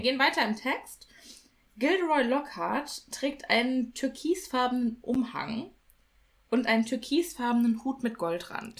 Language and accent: German; Germany; hier bei uns in Deutschland